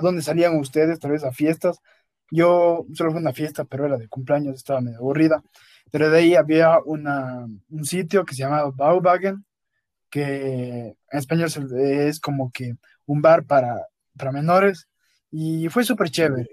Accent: Ecuador; also born or lived in Cuenca, Ecuador; salí de Ecuador, entonces me olvidé de mi familia de Ecuador

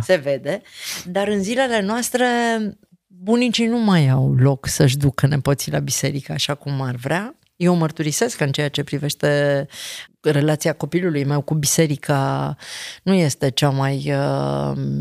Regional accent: Transylvania, Romania; eu am crescut în Ardeal

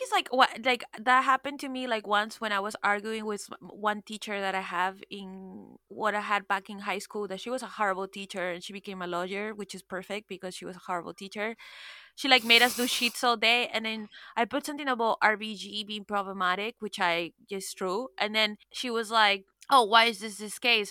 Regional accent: Miami, Florida, United States; I'm from Miami

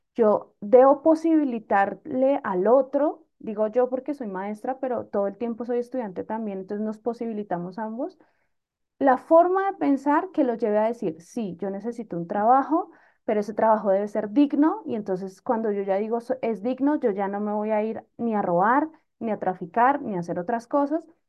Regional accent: Bogotá, Colombia; yo soy bogotana

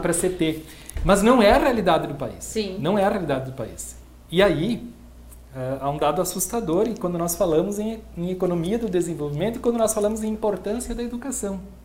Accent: Brazil; enquanto brasileiros

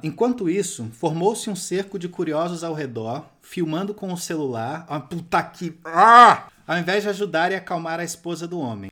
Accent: Rio de Janeiro, Brazil; a minha juventude eu passei em Santa Teresa no Rio de Janeiro

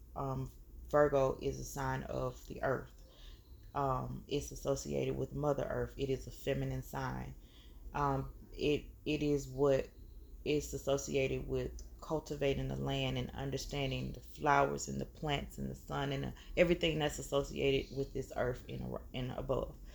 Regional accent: the South, United States; here in the South

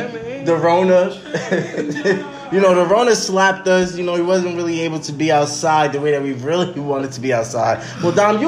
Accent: New Jersey, United States; I'm from Jersey.

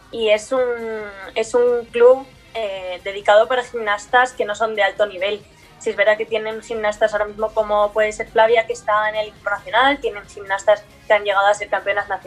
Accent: Asturias, Spain; born there; pero yo realmente nací en España, nací

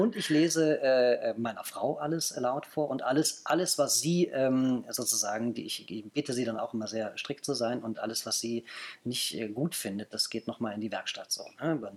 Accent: Bonn, North Rhine-Westphalia, Germany; now in Berlin, Germany; Ich bin gebürtiger Bonner

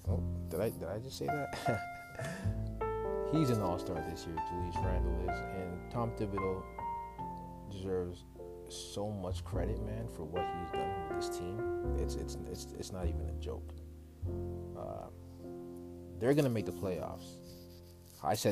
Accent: Toronto, Ontario, Canada; my hometown Raptors

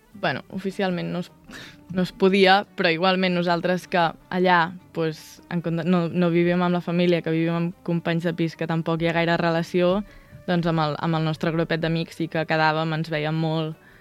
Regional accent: Vilafranca del Penedès, Catalonia, Spain; moved away as an adult; now in Irvine, United States; quan em pregunten dic que sóc de Barcelona i després em diuen, no, de la ciutat, diu, bueno, una mica més al sud

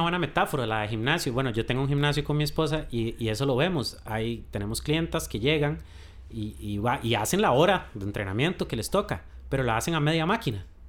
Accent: Costa Rica; como los ticos

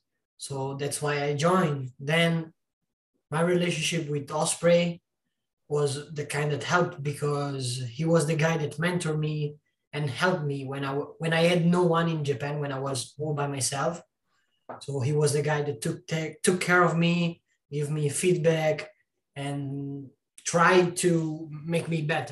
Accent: Italy; Like, I came from a city of 9,000 people where wrestling doesn't exist. Luckily, there was a school near my hometown.

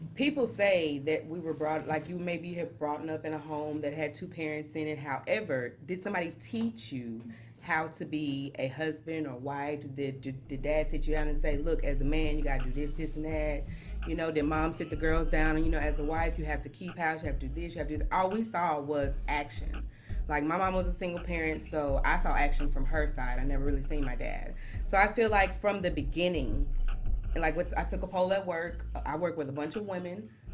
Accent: Louisiana, United States; I'm from Louisiana, deep rooted, church raised

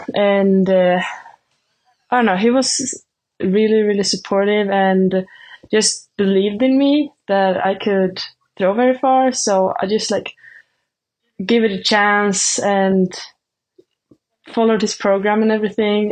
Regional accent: Sweden; first language Swedish; English is a second language; moved away as an adult; now in Nebraska, United States; Swedish is my native language

